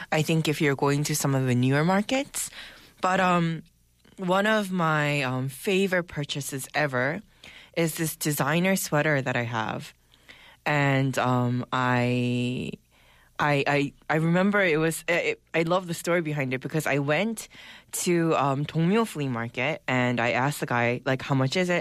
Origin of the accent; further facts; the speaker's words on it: United States; now in Seoul, South Korea; growing up in the States